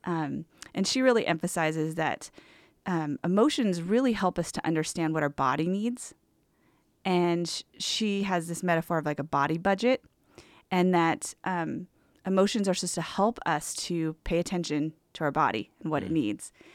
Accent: Southern California, United States; moved away as an adult; also born or lived in Portland, Oregon; I was born and raised in Southern California

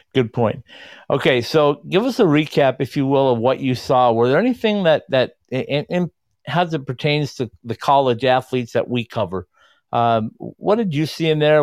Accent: Minnesota, United States; being a Minnesotan

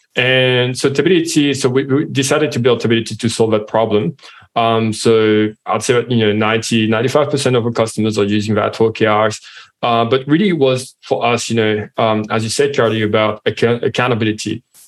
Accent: France; accent: French; English is a second language; now in Australia; as you can hear from my accent, I'm French.

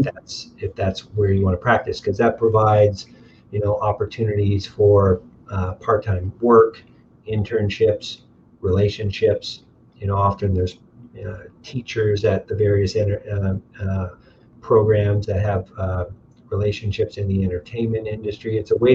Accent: Windsor, Ontario, Canada; I remember growing up, I could get to downtown clubs in 22 minutes

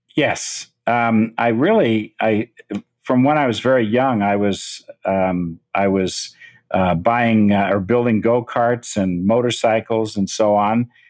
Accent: Menlo Park, California, United States; also born or lived in San Francisco; I was born in San Francisco, moved to Menlo Park, the country, uh, in 1951.

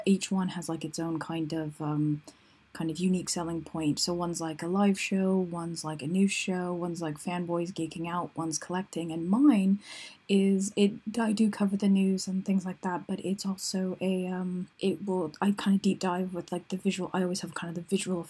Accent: United States; moved away as an adult; also born or lived in Colorado; now in United Kingdom; I'm originally from the States

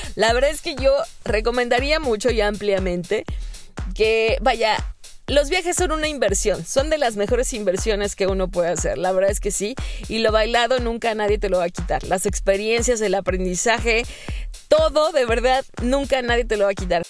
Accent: Mexico; en septiembre, pues no sé, en mi país se come pozole

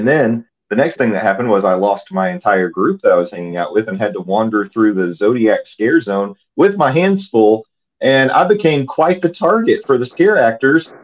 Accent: the South, United States; growing up in the South

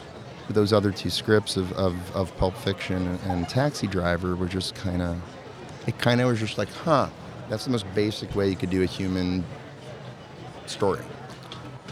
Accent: New York, United States; I'm a New York kid. I grew up in New York.

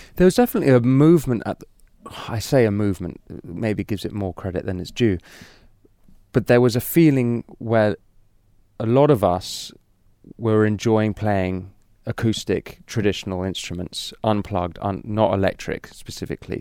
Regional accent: London, United Kingdom; I'm really a, a city boy, you know, I'm from London.

